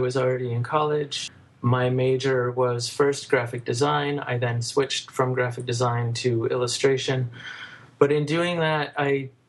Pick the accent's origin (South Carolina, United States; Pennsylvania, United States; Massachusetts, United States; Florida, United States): Pennsylvania, United States; Shickshinny; now in Brooklyn, United States; I grew up in a small town called Shikshinny, Pennsylvania, which is in the northeast of Pennsylvania near Wilkes-Barre.